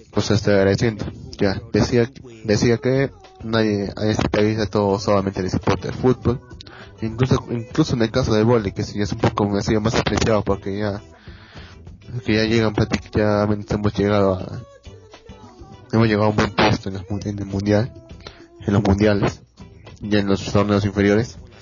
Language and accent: Spanish; Peru